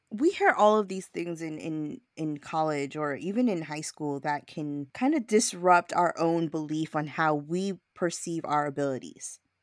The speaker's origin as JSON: {"language": "English", "town": "New York City", "region": "New York", "country": "United States", "tie": "born or raised there", "said": "I was born and raised in Brooklyn"}